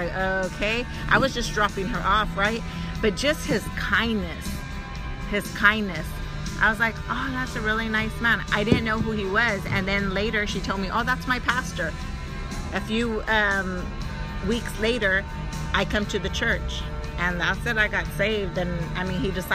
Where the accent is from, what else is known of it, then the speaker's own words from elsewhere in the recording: Bakersfield, California, United States; East Side Bakersfield. I'm from the East Side. You know, so I grew up in the hood